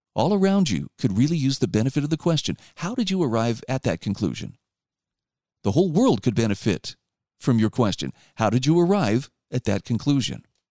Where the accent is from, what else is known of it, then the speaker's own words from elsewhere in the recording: Utah, United States; my home state of Utah